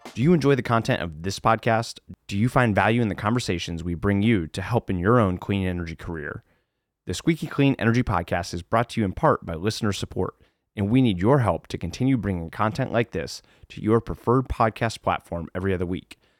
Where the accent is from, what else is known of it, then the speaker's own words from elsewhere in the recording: Ohio, United States; my home state of Ohio